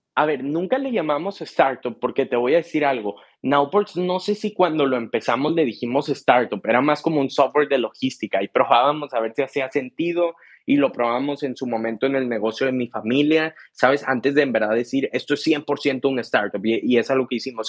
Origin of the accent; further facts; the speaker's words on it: Monterrey, Nuevo León, Mexico; yo soy de México, ¿no? De Monterrey específicamente